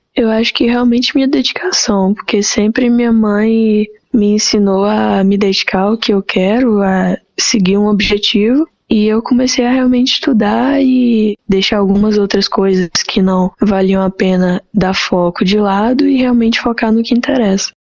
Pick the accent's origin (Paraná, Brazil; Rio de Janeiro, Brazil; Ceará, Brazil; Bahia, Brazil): Ceará, Brazil; Fortaleza; sou nascida em Fortaleza, Ceará